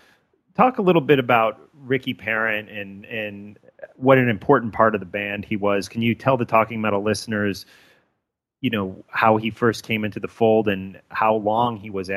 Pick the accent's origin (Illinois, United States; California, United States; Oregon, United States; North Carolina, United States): Illinois, United States; Hinsdale; moved away; Well, yeah, I went to high school in the Hinsdale area